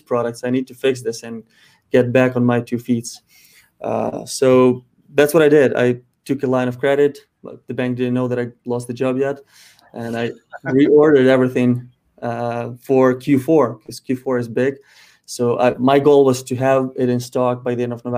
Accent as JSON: {"language": "English", "country": "Ukraine", "moved": "yes", "said": "Ukraine, my home country"}